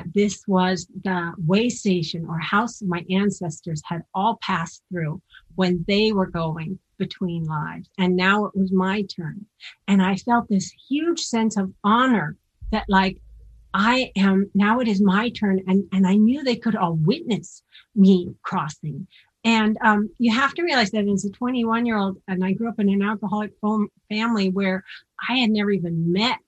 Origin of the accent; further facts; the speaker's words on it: Seattle, Washington, United States; I'm from Seattle and I grew up in the Pacific Northwest